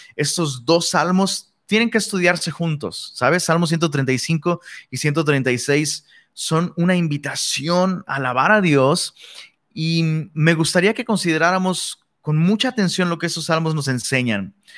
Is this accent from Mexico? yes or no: yes; Mexico; Somos mexicanos.